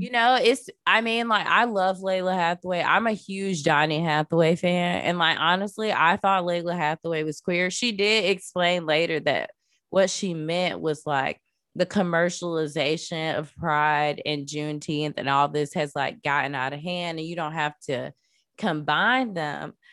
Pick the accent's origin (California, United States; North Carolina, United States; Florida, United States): Florida, United States; I grew up in Florida